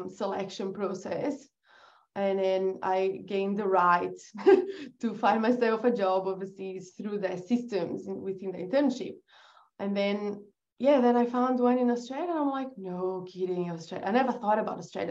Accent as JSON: {"language": "English", "country": "Brazil", "tie": "born or raised there", "also_born_or_lived": "England", "second_language": "English", "moved": "as an adult", "said": "I was born in Brazil"}